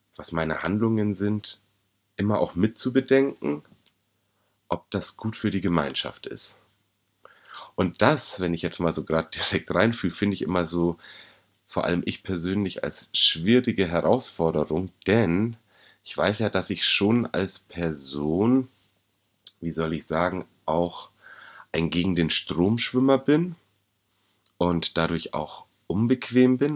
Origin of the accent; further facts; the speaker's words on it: Bavaria, Germany; als Bayer, als Deutscher, als Europäer